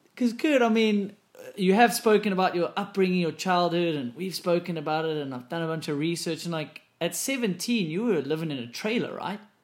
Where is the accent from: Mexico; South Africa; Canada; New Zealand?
South Africa; moved away; Because I came from South Africa too